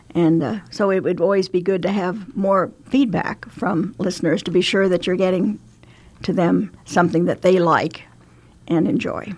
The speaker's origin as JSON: {"language": "English", "town": "Emporia", "region": "Kansas", "country": "United States", "tie": "born or raised there", "also_born_or_lived": "Gering, Nebraska / Shenandoah, Iowa / Le Mars, Iowa", "moved": "as an adult", "lives_now": "Omaha, United States", "said": "I grew up in Emporia, Kansas"}